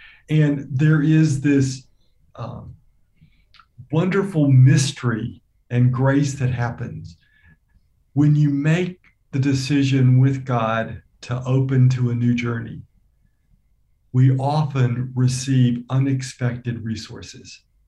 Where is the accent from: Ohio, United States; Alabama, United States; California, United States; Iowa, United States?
Alabama, United States; I grew up in Alabama in the States